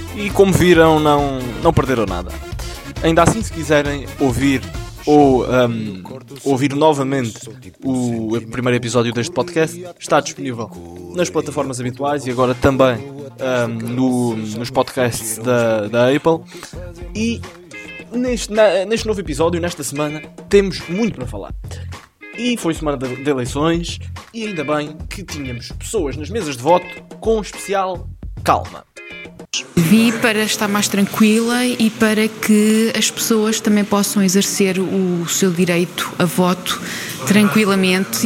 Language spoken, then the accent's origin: Portuguese; Portugal; o clube da minha terrinha